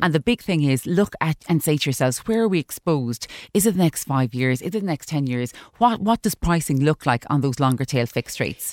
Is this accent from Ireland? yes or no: yes; Ireland; as Irish consumers